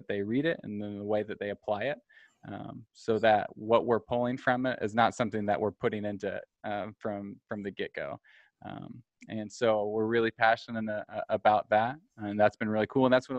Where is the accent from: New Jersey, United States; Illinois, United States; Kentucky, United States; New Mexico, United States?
Illinois, United States; Mount Carmel; also born or lived in Springfield, Illinois; I'm from Mount Carmel, Illinois